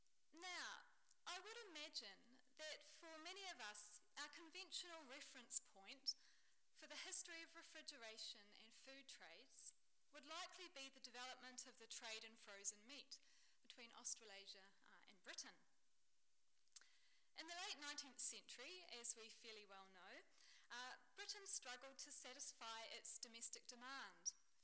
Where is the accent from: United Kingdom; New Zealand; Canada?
New Zealand; Dunedin, Otago; moved away; the Dunedin, named for my hometown in New Zealand